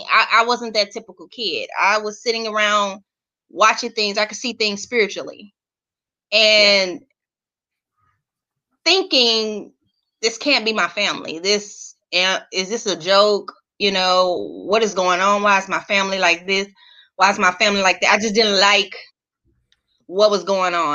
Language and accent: English; East St. Louis, Illinois, United States; I was born and raised in East St. Louis, Illinois